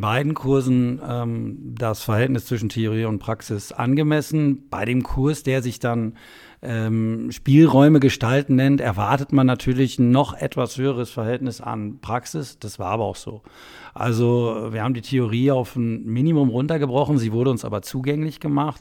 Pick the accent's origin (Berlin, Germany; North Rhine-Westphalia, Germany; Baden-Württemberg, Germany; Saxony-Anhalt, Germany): North Rhine-Westphalia, Germany; Soest; ich komme aus Soest in Westfalen, eine nette Kleinstadt